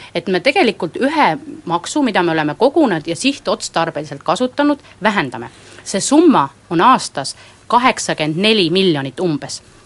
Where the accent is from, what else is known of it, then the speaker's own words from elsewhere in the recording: Võru County, Estonia; minu kodukandist Võrumaast